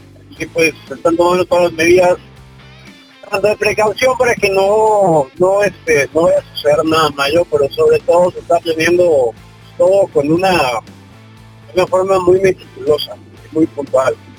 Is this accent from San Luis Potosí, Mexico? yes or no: no; Mexico City, Mexico; yo soy de la Ciudad de México.